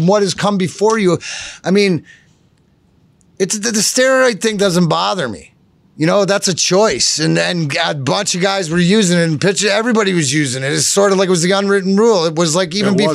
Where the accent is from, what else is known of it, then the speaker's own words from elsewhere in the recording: Canada; now in Detroit, United States; I'm Canadian